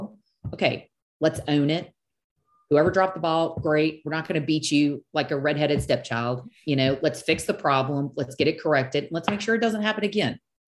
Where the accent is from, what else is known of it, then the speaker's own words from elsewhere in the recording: South Louisiana, United States; I am from South Louisiana